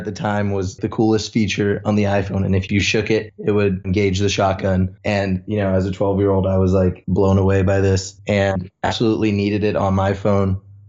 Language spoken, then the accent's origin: English; California, United States; also born or lived in Toronto, Canada; I was born in Toronto, Canada, made my way over to sunny California when I was about 5 years old. You could say I'm a California boy.